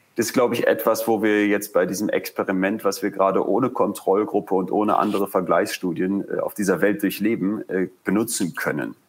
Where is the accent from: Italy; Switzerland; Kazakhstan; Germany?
Germany; bei uns in Deutschland